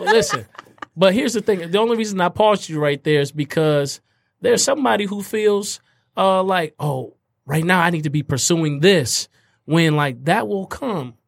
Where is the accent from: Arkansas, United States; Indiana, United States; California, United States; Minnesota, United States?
Indiana, United States; Fort Wayne; those who I grew up with in Fort Wayne, Indiana